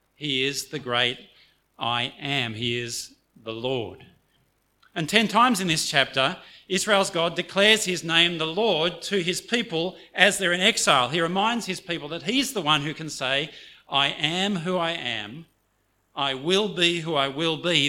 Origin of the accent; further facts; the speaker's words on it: Australia; first language English; I grew up in Australia, and so I'm monolingual